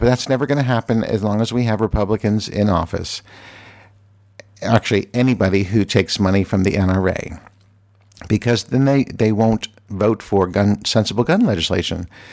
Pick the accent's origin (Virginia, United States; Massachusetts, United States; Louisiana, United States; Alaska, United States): Virginia, United States; now in Washington, D.C., United States; I am from Virginia